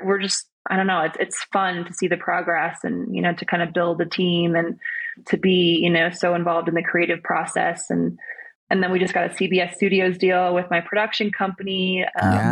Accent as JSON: {"language": "English", "region": "Minnesota", "country": "United States", "tie": "born or raised there", "said": "we grew up together in Minnesota"}